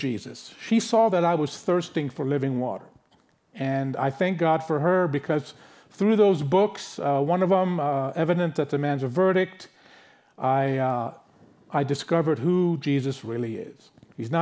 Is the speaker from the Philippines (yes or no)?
no; San Francisco, California, United States; now in Los Angeles, United States; I was born in France, grew up in San Francisco